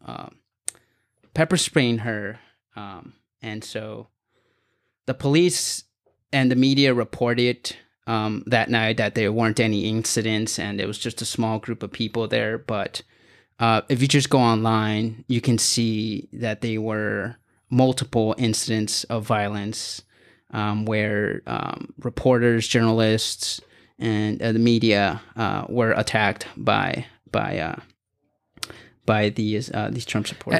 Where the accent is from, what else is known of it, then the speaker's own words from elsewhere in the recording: Los Angeles, California, United States; I'm from Los Angeles in San Fernando Valley